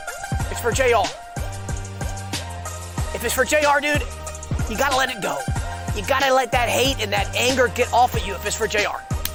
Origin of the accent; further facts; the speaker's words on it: Savannah, Georgia, United States; I'm from Savannah, where there's lots of golfing